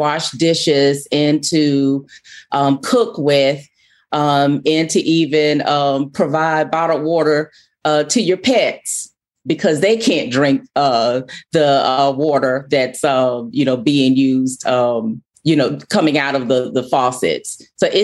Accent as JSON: {"language": "English", "town": "Jackson", "region": "Mississippi", "country": "United States", "tie": "born or raised there", "said": "I was born in Jackson in 1973. So, you know, my family is rooted here, and I've seen Jackson go through a lot of changes, and I've been very hopeful about Jackson growing up here and going to high school here"}